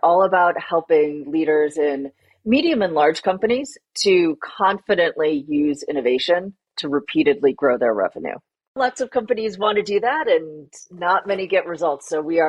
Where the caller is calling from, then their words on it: Boston, Massachusetts, United States; I am joining from Boston, Massachusetts.